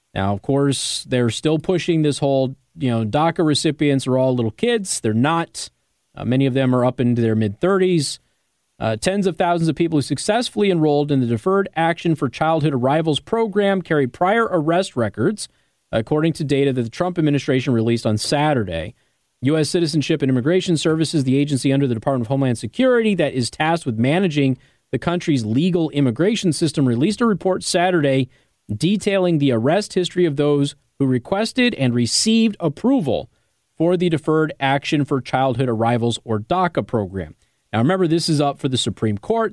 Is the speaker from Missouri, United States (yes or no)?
no; Las Vegas, Nevada, United States; moved away; when I grew up in Las Vegas.